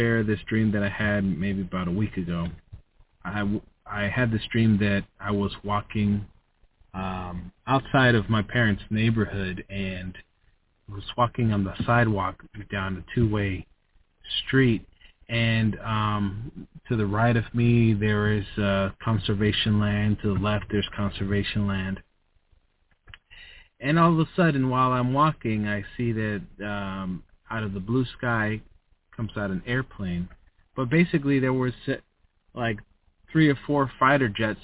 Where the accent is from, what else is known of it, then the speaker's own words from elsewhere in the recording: United States; I was born in the USA. I'm an American, and I love my people